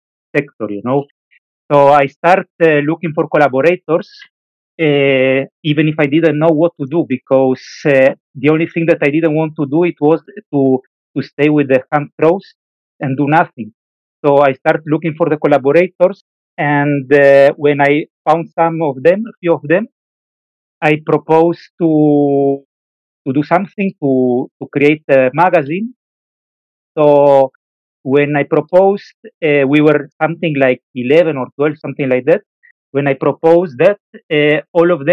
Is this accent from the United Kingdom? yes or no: no; Italy; moved away as an adult; now in Valencia, Spain; I am from Italy, even if right now I am based in Spain, in Valencia